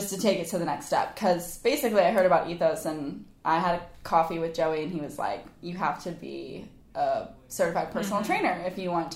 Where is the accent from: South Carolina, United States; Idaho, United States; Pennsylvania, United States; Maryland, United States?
South Carolina, United States; Charleston; I grew up in Charleston. I went to Bishop England right here on the island.